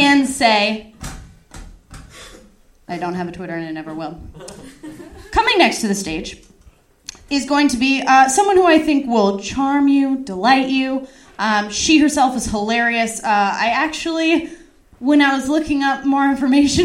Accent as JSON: {"language": "English", "town": "Simi Valley", "region": "California", "country": "United States", "tie": "born or raised there", "said": "my hometown"}